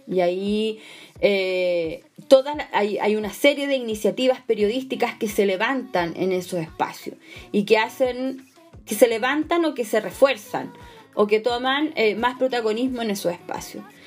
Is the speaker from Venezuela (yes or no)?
no; Chile; Como sociedad chilena